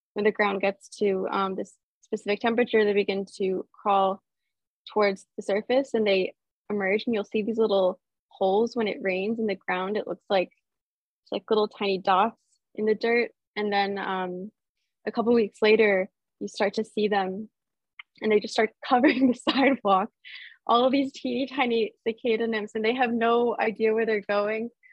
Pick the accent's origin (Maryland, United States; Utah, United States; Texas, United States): Maryland, United States; Baltimore; I grew up in Baltimore, Maryland